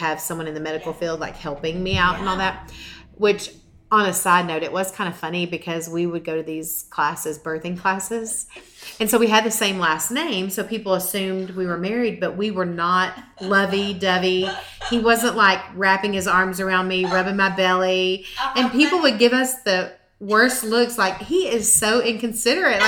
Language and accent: English; Mesquite, Texas, United States; Grew up in Mesquite, Texas